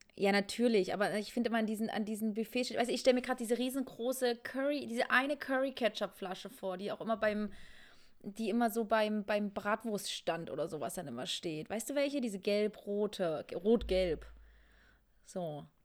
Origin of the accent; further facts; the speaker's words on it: Rudolstadt, Thuringia, Germany; meiner Kleinstadt, wo ich herkomme, aus Rudolstadt.